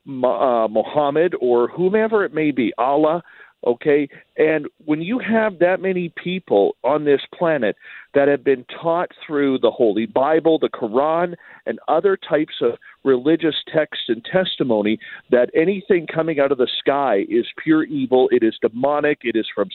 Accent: Canada; Even being Canadian

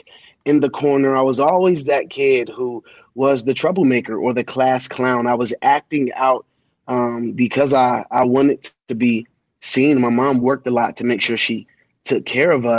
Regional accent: Colorado Springs, Colorado, United States; also born or lived in Washington, D.C.; I was born in Washington, D.C., and at the age of 5 months old, my father went to jail for attempted murder. At six, my mom married a guy who was in the military from D.C., and he got stationed out here in Colorado

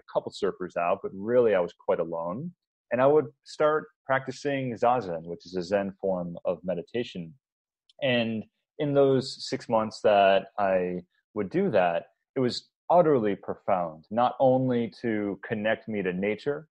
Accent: Buffalo, New York, United States; moved away as an adult; also born or lived in Hawaii; I grew up in Buffalo, New York

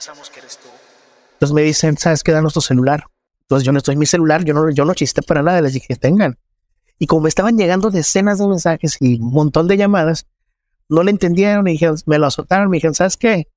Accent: Culiacán, Sinaloa, Mexico; soy reportero en Culiacán. Yo nací en Culiacán.

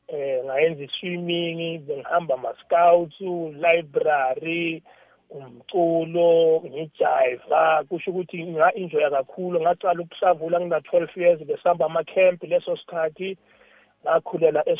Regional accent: Johannesburg, Gauteng, South Africa; also born or lived in Tembisa; mina was born and bred in alexandra township

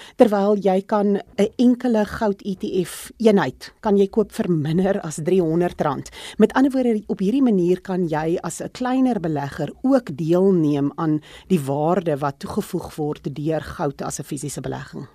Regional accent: South Africa; as 'n Suid-Afrikaner

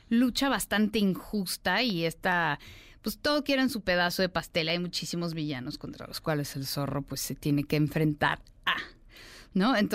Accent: Russia; first language ru; Spanish is a second language; Soy rusa. Entonces yo nací en, la ex Unión Soviética de padres rusos y estudié ruso, en ruso toda mi vida.

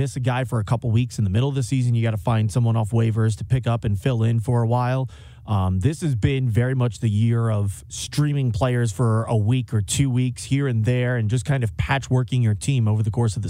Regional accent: Long Island, New York, United States; now in St. Louis, United States; I'm originally from Long Island, New York

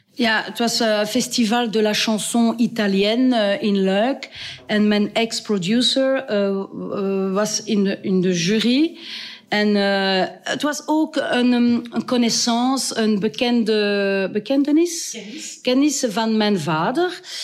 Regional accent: Wallonia, Belgium; Dutch is a second language; also born or lived in Brussels periphery; now in Heers, Belgium; ik ben, uh, ik ben Waals

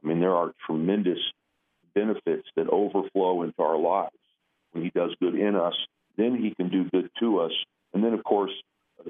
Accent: Indiana, United States; now in New York City, United States; I'm a kid from Indiana

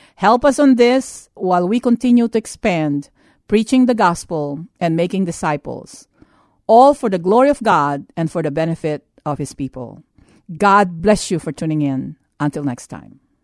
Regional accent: United States; As an American

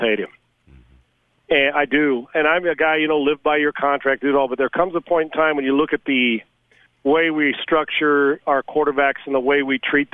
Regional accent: California, United States; I'm from California

